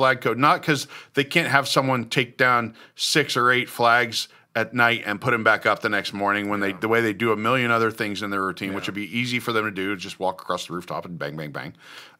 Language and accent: English; Kansas City, United States; I'm from Kansas City, so I'm an authority on barbecue or whatever.